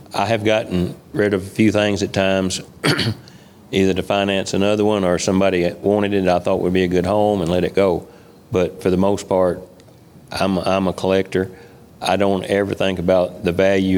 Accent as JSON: {"language": "English", "town": "Moscow", "region": "Kentucky", "country": "United States", "tie": "born or raised there", "also_born_or_lived": "Clinton, Kentucky", "said": "actually born in right around Moscow, Kentucky, which is about 20 miles north of here. Born and raised on a farm"}